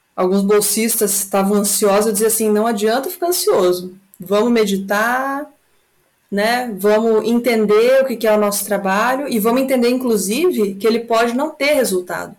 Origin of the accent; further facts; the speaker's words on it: Brazil; nós brasileiros